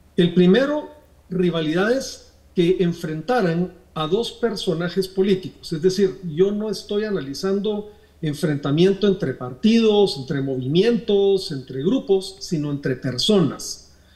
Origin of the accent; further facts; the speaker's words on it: Guatemala; nosotros aspiramos como guatemaltecos